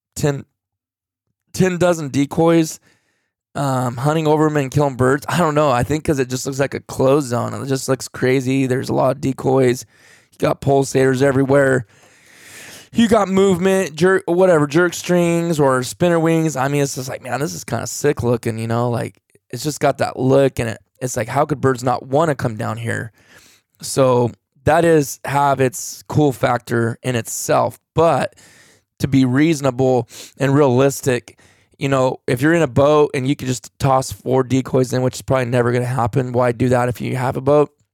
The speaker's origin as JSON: {"language": "English", "region": "California", "country": "United States", "said": "I am from California"}